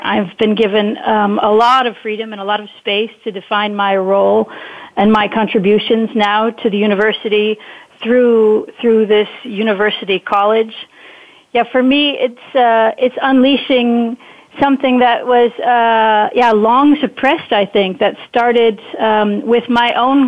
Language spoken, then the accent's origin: English; Wisconsin, United States; moved away as an adult; also born or lived in Netherlands; now in Enschede, Netherlands; perhaps they can already hear it in my accent, but maybe it's important that I share that I'm actually an American transplant in Europe, originally from Wisconsin. I've been living on this side of the pond for 20 years already